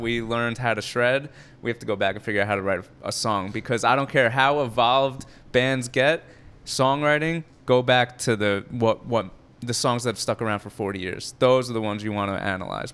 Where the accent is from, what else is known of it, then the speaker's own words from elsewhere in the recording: Edison, New Jersey, United States; I'm from Edison, New Jersey, so Central New Jersey